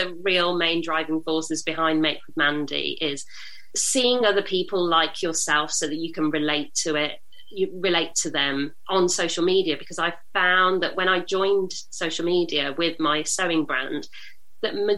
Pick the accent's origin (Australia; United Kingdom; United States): United Kingdom; I'm British Indian.